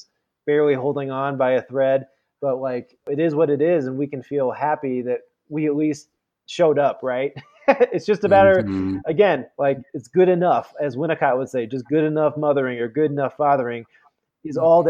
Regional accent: Midwest, United States; also born or lived in San Francisco, United States / Indiana, United States / East Coast, United States; now in Colorado Springs, United States; growing up in the Midwest or being out here in the East Coast

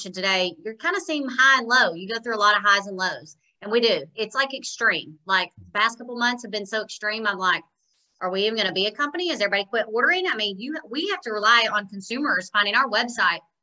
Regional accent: Jonesboro, United States; born or raised there; moved away as an adult; also born or lived in Nashville, Tennessee

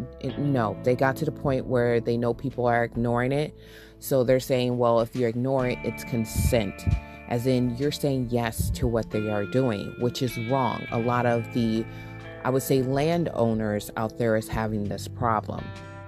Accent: California, United States; also born or lived in Michigan; I was born in Michigan, raised in California, and I came back to Michigan

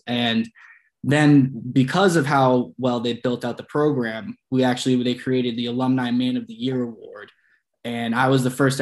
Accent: Sudbury, Massachusetts, United States; I am from Sudbury, Massachusetts, which is about 30, 35 minutes right outside Boston

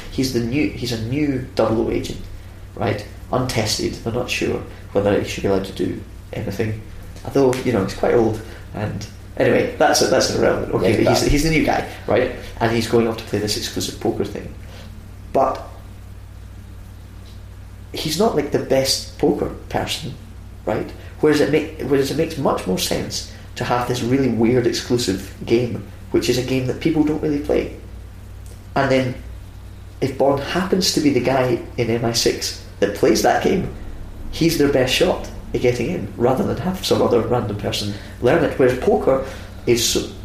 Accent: Scotland, United Kingdom; I grew up in Scotland. We don't do A levels

